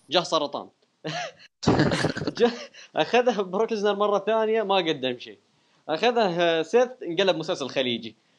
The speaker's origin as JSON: {"language": "Arabic", "country": "Iraq", "said": "انا عراقي"}